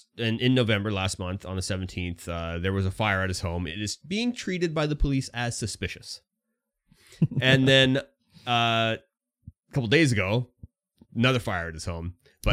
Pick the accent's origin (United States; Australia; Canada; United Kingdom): Canada; We are self-proclaimed Canadians.